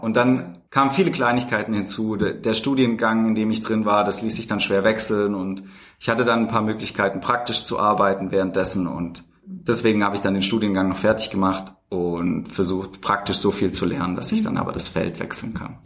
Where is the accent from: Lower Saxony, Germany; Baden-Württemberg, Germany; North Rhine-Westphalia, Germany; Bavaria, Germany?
Baden-Württemberg, Germany; Tübingen area, near Stuttgart; moved away as an adult; now in Berlin, Germany; Also ich bin aufgewachsen im Speckgürtel von Tübingen, mhm. in der Nähe von Stuttgart.